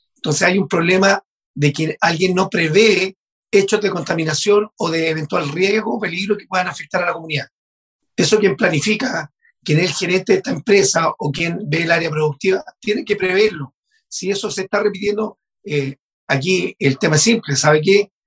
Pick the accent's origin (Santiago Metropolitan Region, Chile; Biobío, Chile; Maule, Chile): Maule, Chile; Yo vengo de la región del Maule, como tú lo decías, de una zona de sacrificio de central hidroeléctrica